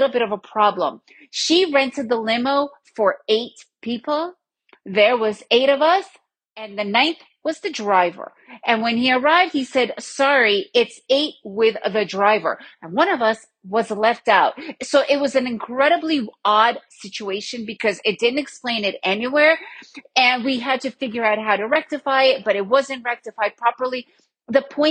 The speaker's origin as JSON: {"language": "English", "town": "New York City", "region": "New York", "country": "United States", "tie": "born or raised there", "said": "Growing up in New York City"}